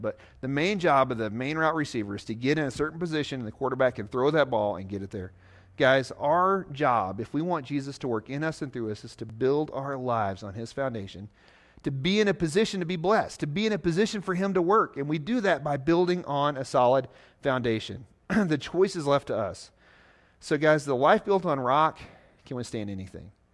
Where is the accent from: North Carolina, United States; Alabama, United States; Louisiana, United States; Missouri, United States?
Missouri, United States; Southeast; now in Nebraska, United States; I'm from Missouri, Southeast Missouri, to be exact, down by the Mississippi River, the part of Missouri that sticks down into Arkansas called the Boot Hill